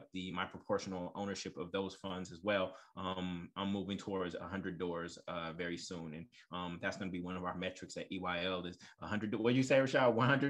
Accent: Oakland, California, United States; also born or lived in Brooklyn, United States / New Orleans, United States; I also invested in my hometown of Oakland, California, while living in Brooklyn.

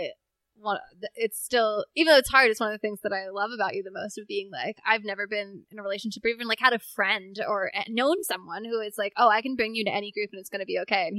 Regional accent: Philadelphia, Pennsylvania, United States; born or raised there

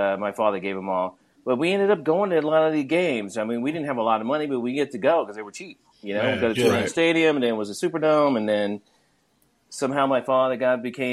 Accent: Mississippi, United States; moved away as an adult; now in Los Angeles, United States; I grew up in Mississippi

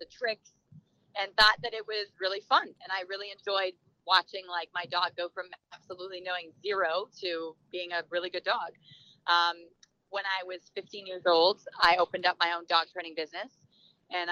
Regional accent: Canada; now in California, United States; I now live in California. I'm originally from Canada.

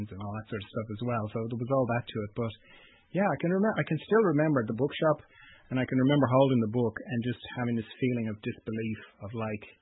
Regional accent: Ireland; I'm from Ireland

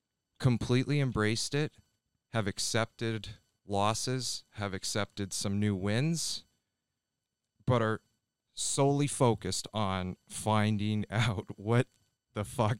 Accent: Ontario, Canada; Yeah, and I grew up in Ontario, Canada, just outside of Toronto.

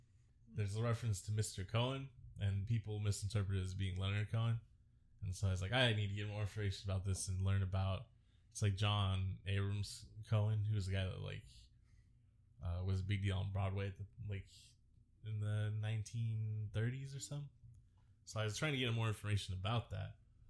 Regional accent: Ireland; And so, yeah, it's cool to be Irish. I like being Irish.

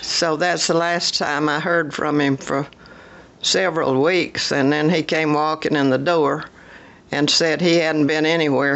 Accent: Sand Mountain, Alabama, United States; also born or lived in Lindale, Georgia; We left and went to Sand Mountain, Alabama

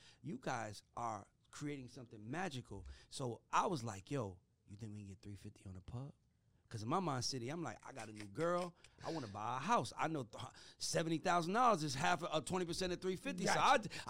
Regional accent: Atlanta, Georgia, United States; I'm from Atlanta. I grew up an ….

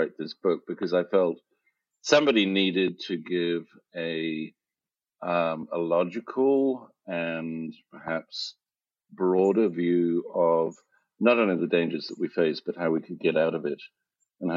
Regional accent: South Africa; moved away; also born or lived in United Kingdom / Italy / United States; I was born in South Africa and educated in the UK.

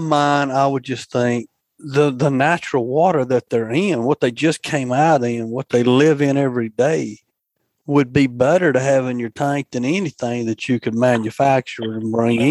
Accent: Demopolis, Alabama, United States; when I was growing up in Demopolis over there on the Tombaby River

